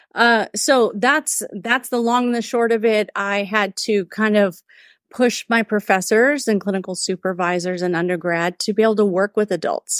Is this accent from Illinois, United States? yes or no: no; California, United States; moved away as an adult; also born or lived in Whittier, California; now in Austin, United States; I'm native Californian and transplant to Austin, Texas. I've been here for six years